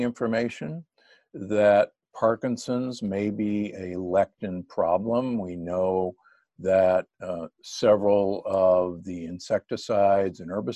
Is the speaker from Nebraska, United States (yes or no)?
yes; Omaha, Nebraska, United States; born or raised there; moved away; also born or lived in Milwaukee, Wisconsin / Loma Linda, California